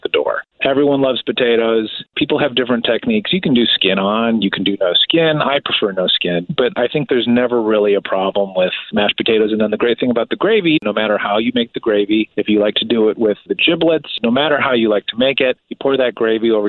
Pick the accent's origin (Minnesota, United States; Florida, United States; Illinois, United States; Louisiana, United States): Illinois, United States; outside of Chicago, the Midwest; I grew up in the Midwest. I grew up outside of the city of Chicago.